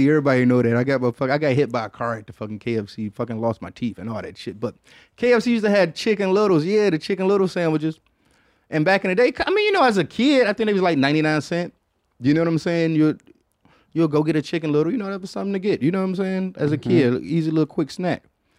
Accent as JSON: {"language": "English", "town": "Detroit", "region": "Michigan", "country": "United States", "said": "I guess because I was coming from Detroit where we had like, you know, it's a lot of like faking houses"}